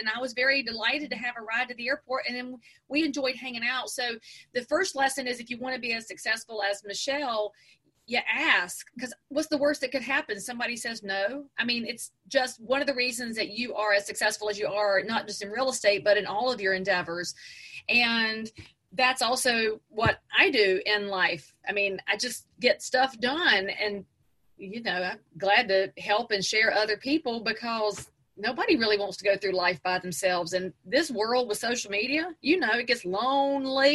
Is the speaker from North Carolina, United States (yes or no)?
yes; just outside of Charlotte, North Carolina, United States; I'm from just outside of Charlotte